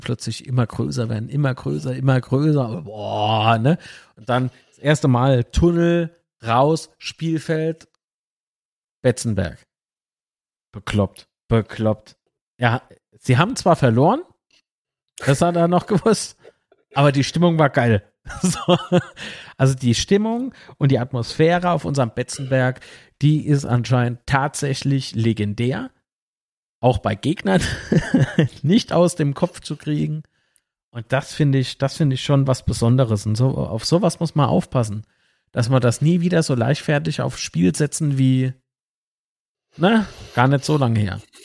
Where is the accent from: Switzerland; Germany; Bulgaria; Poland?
Germany; Kaiserslautern, Rhineland-Palatinate; wir sind Lauterer, ja, Kaiserslauterer hier aus Lautern